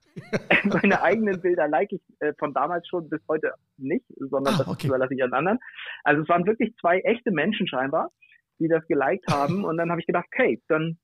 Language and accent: German; Bad Oldesloe, Schleswig-Holstein, Germany; ich komme aus Oldesloe, das liegt zwischen Hamburg und Lübeck